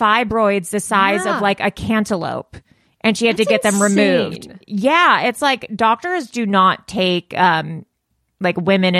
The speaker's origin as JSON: {"language": "English", "town": "Los Angeles", "region": "California", "country": "United States", "tie": "born or raised there", "said": "I grew up in Los Angeles"}